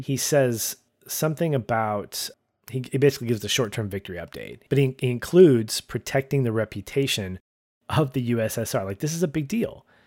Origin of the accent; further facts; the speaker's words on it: United States; as a Westerner, as an American